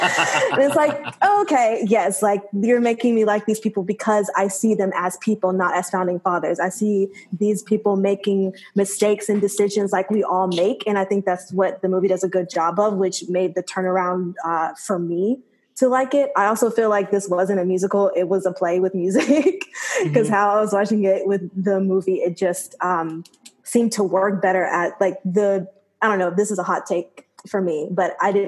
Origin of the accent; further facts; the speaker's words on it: the South, United States; Growing up in the South, everything is pretty much whitewashed.